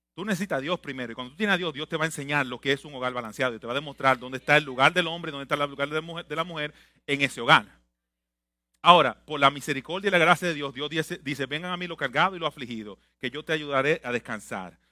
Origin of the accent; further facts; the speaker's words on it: Santo Domingo, Dominican Republic; now in United States; nací en Santo Domingo